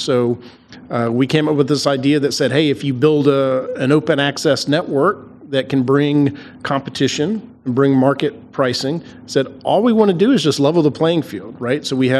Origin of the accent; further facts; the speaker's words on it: Atlanta, Georgia, United States; moved away as an adult; now in Virginia, United States; Yeah, so we came up to Virginia back in 2004. So I was born and raised in Atlanta, Georgia.